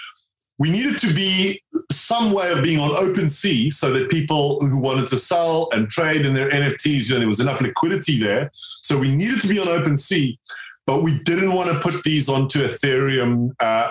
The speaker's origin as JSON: {"language": "English", "country": "South Africa", "tie": "born or raised there", "moved": "yes", "lives_now": "United Kingdom", "said": "I grew up in South Africa"}